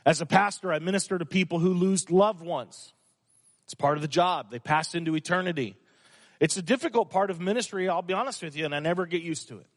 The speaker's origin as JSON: {"language": "English", "town": "Fresno", "region": "California", "country": "United States", "tie": "born or raised there", "said": "I grew up in Fresno, and I went to elementary school, Powers Elementary School"}